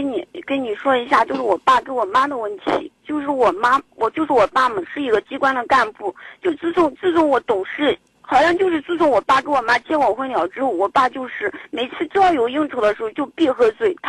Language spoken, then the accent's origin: Chinese; Zhumadian, Henan, China; 家是驻马店的。